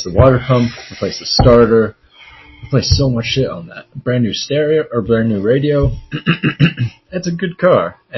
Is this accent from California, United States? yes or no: yes; Running Springs, California, United States; also born or lived in Riverside County; After I was born, earliest remember living in Running Springs, small little mountain town